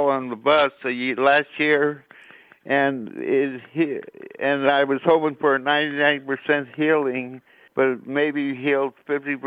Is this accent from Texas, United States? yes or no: no; Los Angeles, California, United States; I lived in Boyle Heights till I was 4 years old, and I various parts of L.A.